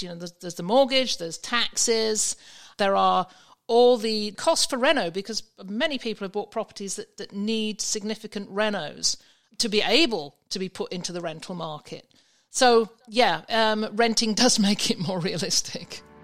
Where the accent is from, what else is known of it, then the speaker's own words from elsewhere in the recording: England, United Kingdom; moved away; from my accent, I, you can probably understand, I was in England at the time